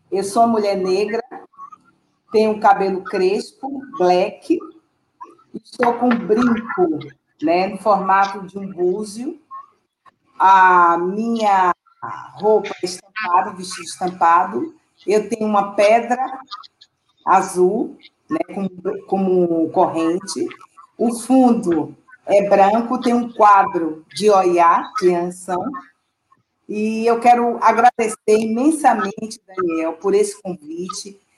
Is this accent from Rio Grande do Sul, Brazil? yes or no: no; Salvador, Bahia, Brazil; eu sou do bairro da Liberdade, o bairro onde nasceu, né, onde foi criado o bloco Ileaê